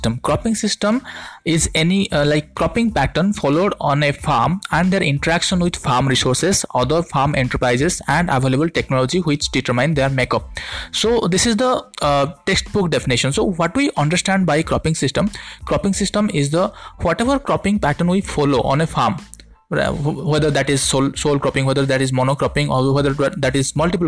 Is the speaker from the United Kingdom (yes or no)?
no; India; from India